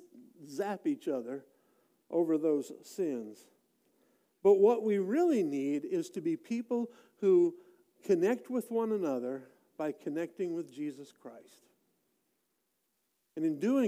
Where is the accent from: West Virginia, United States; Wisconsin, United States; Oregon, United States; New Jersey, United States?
Wisconsin, United States; moved away; I grew up in Wisconsin and spent a lot of my time, my very early years there